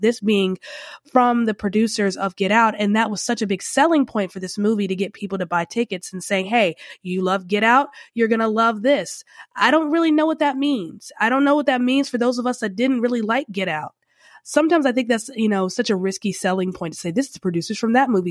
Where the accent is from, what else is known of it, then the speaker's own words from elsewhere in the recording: Charlotte, North Carolina, United States; now in New Orleans, United States; I'm originally from the Charlotte area, North Carolina